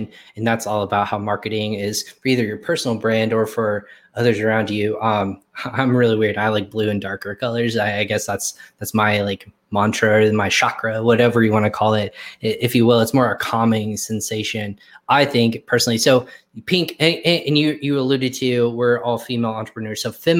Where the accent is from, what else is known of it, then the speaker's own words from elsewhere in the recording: Plano, Texas, United States; also born or lived in Richardson; I'm actually, believe it or not, I was born in Richardson, Texas.